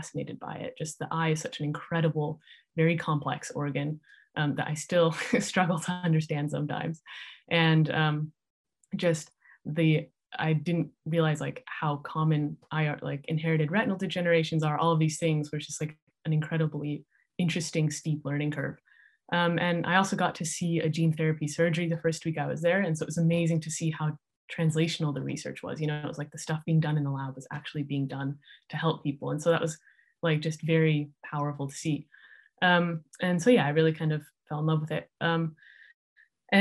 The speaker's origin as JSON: {"language": "English", "town": "Salt Lake City", "region": "Utah", "country": "United States", "tie": "born or raised there", "also_born_or_lived": "San Francisco Bay Area, California / Davis, California", "moved": "yes", "said": "So I grew up in Salt Lake City, Utah, and kind of near San Francisco, California"}